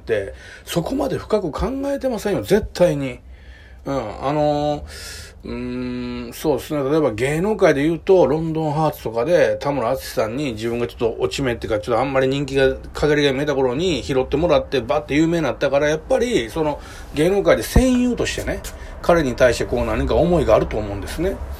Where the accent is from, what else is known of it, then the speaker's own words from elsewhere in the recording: Kobe, Hyogo, Japan; 僕基本的に神戸のね、もうめちゃくちゃ下町で生まれ育ったんですよ。